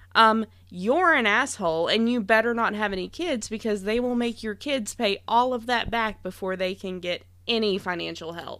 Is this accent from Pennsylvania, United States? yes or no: no; Kentucky, United States; I grew up in Kentucky